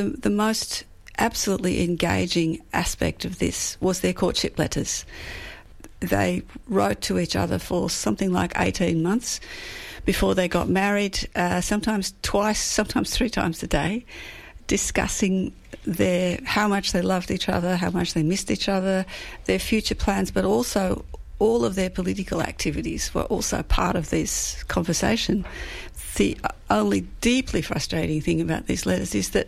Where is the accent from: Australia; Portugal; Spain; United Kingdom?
Australia; Coburg, Victoria; I grew up in Coburg